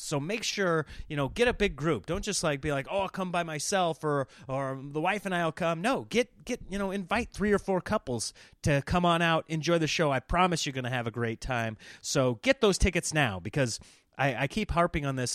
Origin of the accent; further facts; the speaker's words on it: Nebraska, United States; now in California, United States; growing up in Nebraska